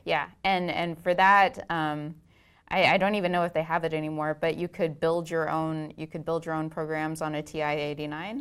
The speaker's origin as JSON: {"language": "English", "town": "Itasca", "region": "Texas", "country": "United States", "tie": "born or raised there", "also_born_or_lived": "Houston, Texas", "said": "I grew up in a tiny town, um, about halfway between Dallas and Waco"}